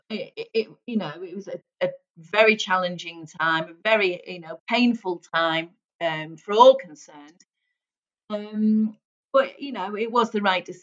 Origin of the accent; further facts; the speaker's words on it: St Helens, North West England, United Kingdom; But believe it or not, Andy, I was brought up in St Helens. Now, St Helens has a real broad accent.